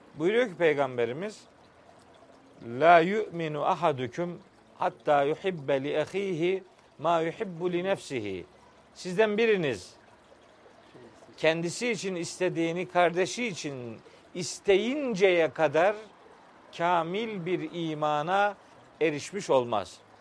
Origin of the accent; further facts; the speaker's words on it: Çaykara, Trabzon, Turkey; moved away as an adult; now in Samsun, Turkey; ben 1965 yılında Trabzon'un Çaykara ilçesinde dünyaya gelmişim